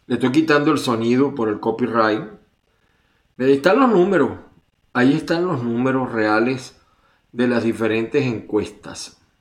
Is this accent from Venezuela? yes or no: yes; Venezuela